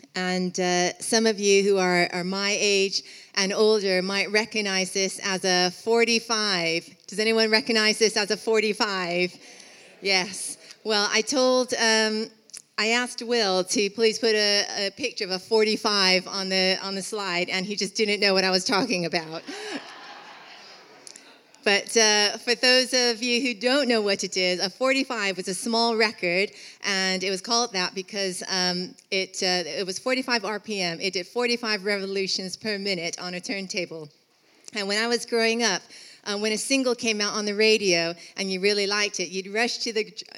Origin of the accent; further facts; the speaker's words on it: Los Angeles, California, United States; moved away as an adult; also born or lived in Birmingham; Some of you will know that I'm from Los Angeles. I was born and raised in LA, came to study here for a year, met Rupert in Birmingham, went back to Los Angeles.